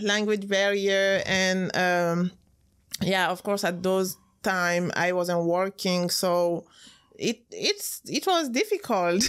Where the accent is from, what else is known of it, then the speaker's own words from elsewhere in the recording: Guinea; English is a second language; moved away as an adult; also born or lived in France; I'm from Guinea